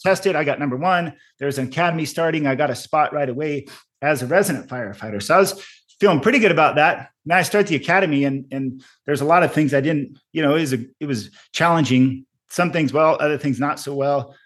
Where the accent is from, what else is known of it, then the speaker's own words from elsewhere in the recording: Arizona, United States; also born or lived in Colorado; eventually ended up coming back home to Arizona 'cause I have a lot of family and friends still here